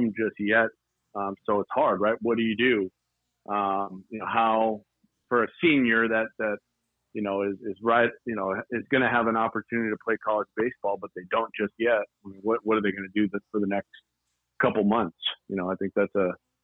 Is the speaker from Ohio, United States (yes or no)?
no; Duarte, California, United States; Born in Duarte. I was raised in the San Gabriel Valley